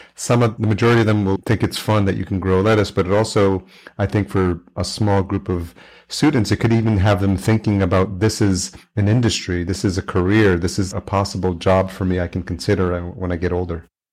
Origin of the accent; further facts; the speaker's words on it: New York, United States; I grew up in New York, lived in New York City